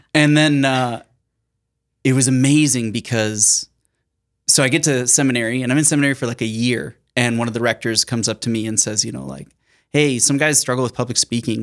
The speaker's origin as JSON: {"language": "English", "town": "Sioux Falls", "region": "South Dakota", "country": "United States", "tie": "born or raised there", "said": "I was born and raised in Sioux Falls, South Dakota"}